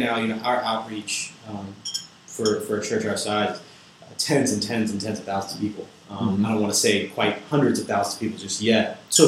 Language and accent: English; Louisville, Kentucky, United States; I'm from Louisville, Kentucky. I've lived here my whole life